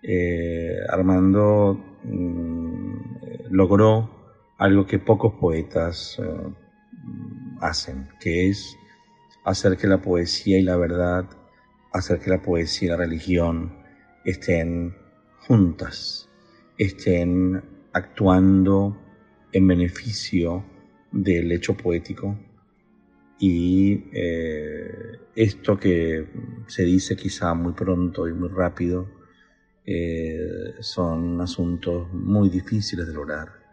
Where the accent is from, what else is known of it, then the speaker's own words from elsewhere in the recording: Venezuela; como venezolano y como lector de poesía